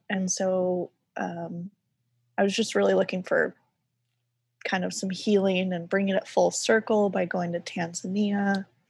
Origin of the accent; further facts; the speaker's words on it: Bible Belt, the South, United States; I grew up in the South, in, like, the heart of the Bible Belt